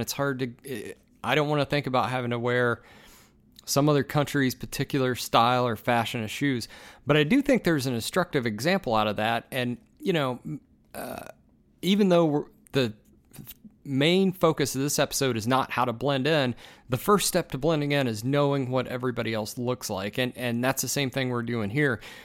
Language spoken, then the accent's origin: English; United States; as an American